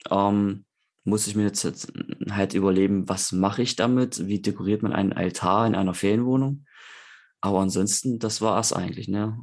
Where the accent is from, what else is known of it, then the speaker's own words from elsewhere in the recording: Eichsfeld, Thuringia, Germany; Wir sind halt sehr katholisch im, im Eichsfeld, wo ich herkomme, aus Thüringen